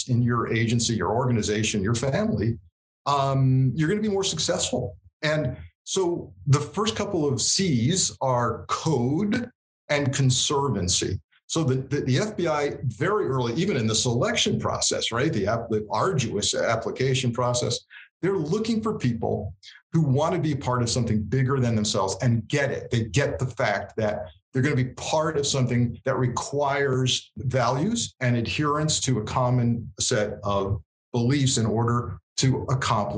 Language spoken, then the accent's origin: English; Southern Connecticut, United States; growing up in the New York metropolitan area, I was in Southern Connecticut